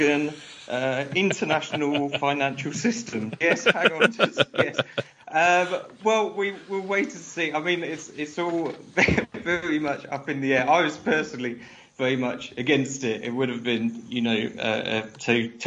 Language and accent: English; United Kingdom; now in Czech Republic; I'm a Brit still based in Europe